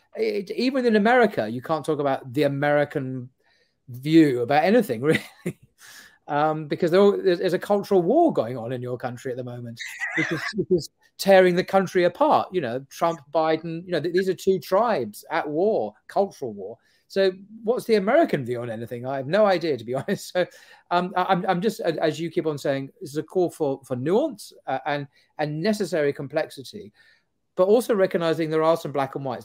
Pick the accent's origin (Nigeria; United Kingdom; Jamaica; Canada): United Kingdom; we, as British Muslims